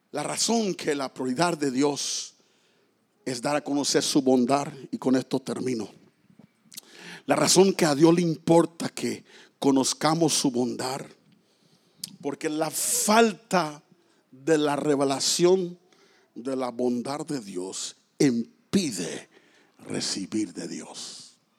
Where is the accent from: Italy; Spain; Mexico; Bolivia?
Mexico; moved away; allá en mi tierra los mexicanos dicen, si Diosito quiere